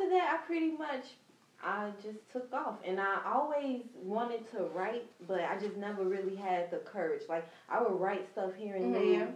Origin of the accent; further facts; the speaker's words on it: Chicago, Illinois, United States; now in Houston, United States; And I'm originally from Chicago, Illinois. I grew up on the south side of Chicago.